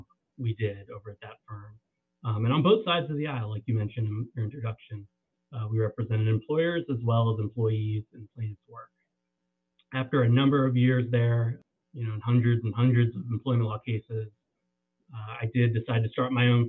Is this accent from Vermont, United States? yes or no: no; Northern Virginia, United States; I grew up in the Northern Virginia area, right around Washington, D.C.